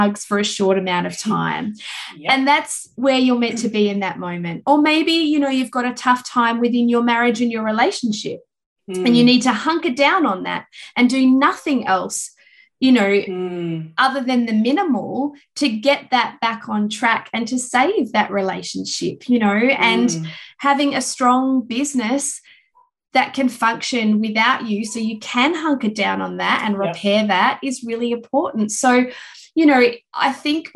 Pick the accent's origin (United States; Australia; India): Australia; Perth, Western Australia; moved away; I flew interstate to Perth, my hometown